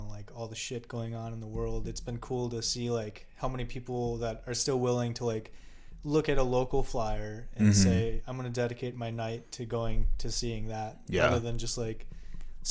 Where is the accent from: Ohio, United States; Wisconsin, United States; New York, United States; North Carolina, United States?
Wisconsin, United States; Germantown; now in Milwaukee, United States; I was born here in Milwaukee on the north side, and I moved to Germantown when I was real young. Went to school up in Germantown, which is just like a suburb outside of Milwaukee